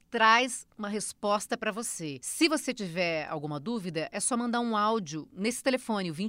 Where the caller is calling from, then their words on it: São Paulo, Brazil; sou de São Paulo, capital.